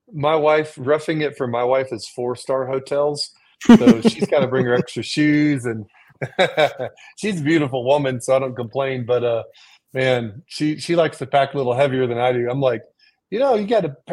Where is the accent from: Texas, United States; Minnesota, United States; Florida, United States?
Texas, United States; moved away as an adult; now in Colorado, United States; I'm born and raised in Texas